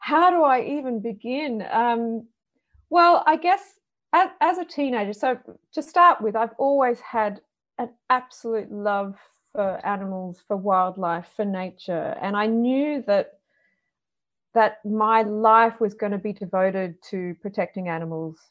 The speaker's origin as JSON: {"language": "English", "town": "Perth", "region": "Western Australia", "country": "Australia", "tie": "born or raised there", "said": "I grew up in Perth, Western Australia, which is a very Mediterranean climate."}